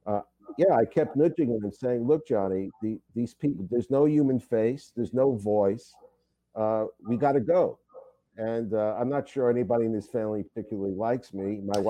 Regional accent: New York, United States; I grew up in the streets of New York

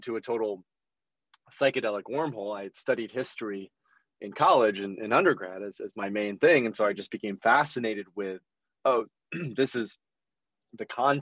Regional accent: Grand Rapids, Michigan, United States; So I grew up in West Michigan, which is a fairly traditional part of the Midwest, quite religious

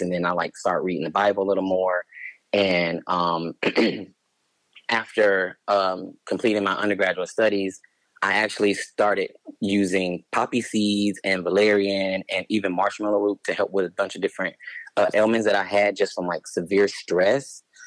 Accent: Cleveland, Ohio, United States; also born or lived in Los Angeles, California; now in Phoenix, United States; I grew up in Cleveland, Ohio

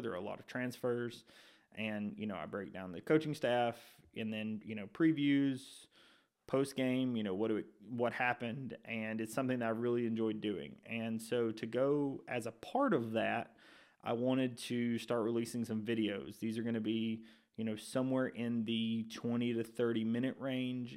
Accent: Shelby County, Alabama, United States; I grew up in Shelby County, which is about an hour, hour and fifteen from Tuscaloosa

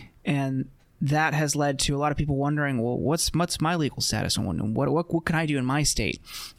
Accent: Ohio, United States; Ohio, which is your and my home state.

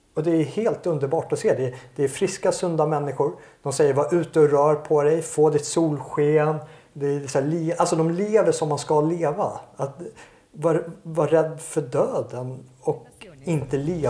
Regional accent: Sweden; jag är ju svensk och jag vill ju bo i Sverige

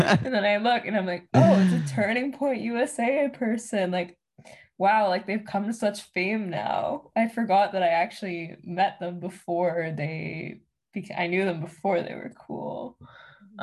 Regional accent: Canada; I'm Canadian

